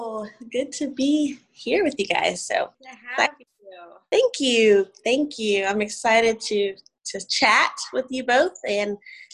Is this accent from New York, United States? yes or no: no; Indianapolis, Indiana, United States; also born or lived in Oklahoma / Louisiana / Georgia; I was born in Indianapolis, Indiana with Christian parents, great parents. And I have an older brother and an older sister. I grew up in Indiana, moved to Oklahoma, then Louisiana, then Georgia.